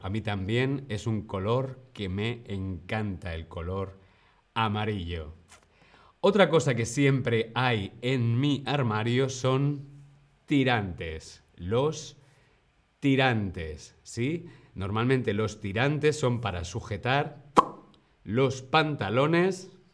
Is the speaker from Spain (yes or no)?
yes; Spain